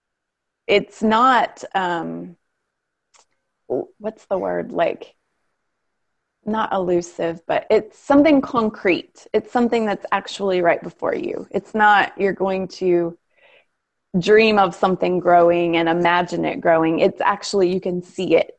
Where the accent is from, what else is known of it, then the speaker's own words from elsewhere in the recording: Ohio, United States; moved away; we grew up in Ohio